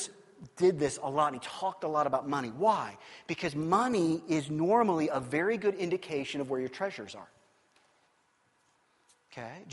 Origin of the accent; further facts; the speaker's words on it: Kansas City, United States; I grew up in the Midwest in Kansas City